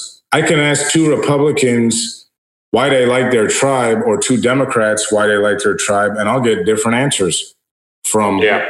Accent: United States

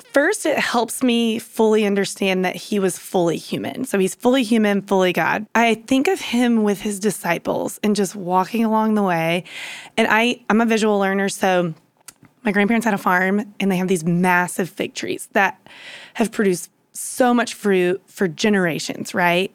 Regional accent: Louisiana, United States; moved away as an adult; also born or lived in Dallas; I grew up in Louisiana

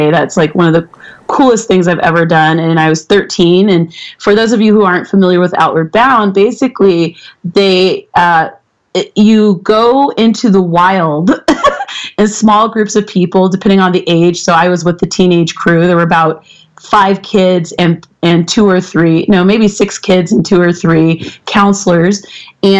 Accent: Boulder, Colorado, United States; now in Denver, United States; I live in Denver now, but I grew up in Boulder.

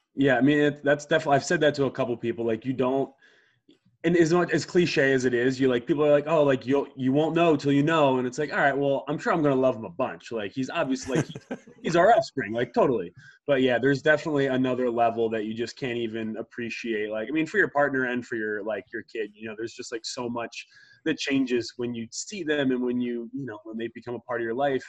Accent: Media, Pennsylvania, United States; also born or lived in Lake Placid, New York; I grew up in Media, Pennsylvania

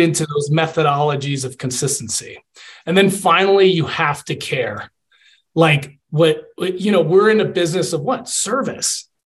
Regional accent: Atlanta, Georgia, United States; moved away as an adult; also born or lived in Puerto Rico / West Point, New York; now in Colorado Springs, United States; I was born in Puerto Rico, a little island in the Caribbean. Mm-hmm. I grew up in Atlanta and I played football

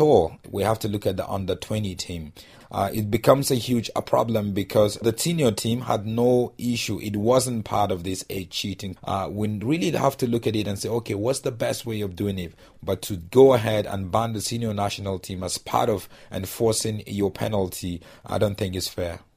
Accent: Nigeria; I'm Nigerian

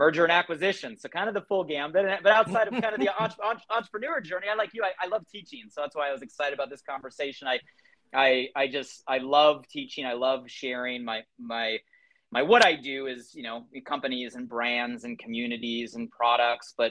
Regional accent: Southern California, United States; I grew up here in Southern California, actually about 45 minutes north from where I currently live

